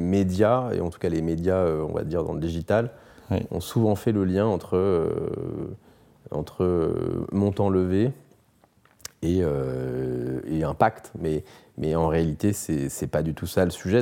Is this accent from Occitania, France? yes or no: no; Brittany, France; also born or lived in Australia; je suis breton, je fais du bateau